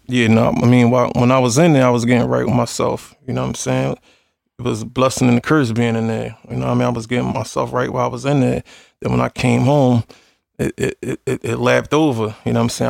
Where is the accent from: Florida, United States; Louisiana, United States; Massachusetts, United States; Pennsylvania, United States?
Pennsylvania, United States; Philadelphia; I come from the slums. I come from Philly.